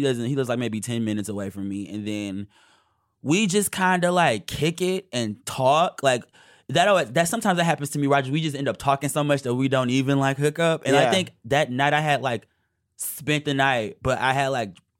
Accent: Detroit, Michigan, United States; moved away as an adult; now in New York, United States; growing up in Detroit

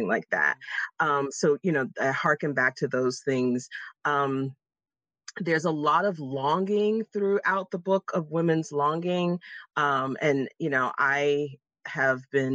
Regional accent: Jacksonville, Florida, United States; moved away as an adult; now in Pittsburgh, United States; I was born and raised in Jacksonville, Florida.

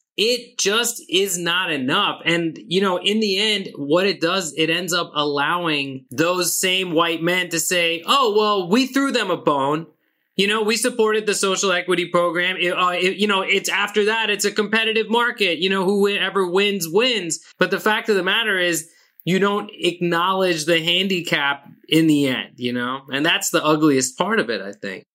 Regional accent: Pakistan; I'm Pakistani, I'm I'm South Asian

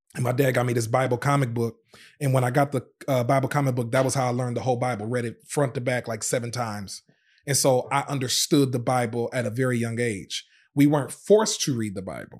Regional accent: Racine, Wisconsin, United States; also born or lived in Zion, Illinois; born in Zion, Illinois, but, but we moved to Racine, Wisconsin when I was, uh, I think about five years old

